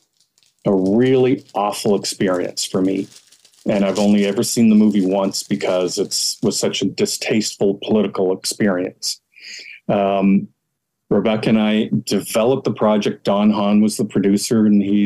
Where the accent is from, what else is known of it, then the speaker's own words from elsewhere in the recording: Ontario, Canada; moved away; I grew up in Canada